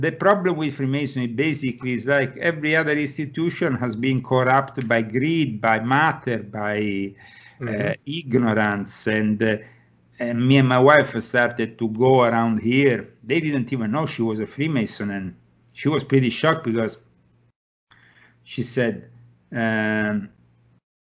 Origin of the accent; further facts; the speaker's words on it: Italy; now in United States; I come from Italy, I didn't know anybody here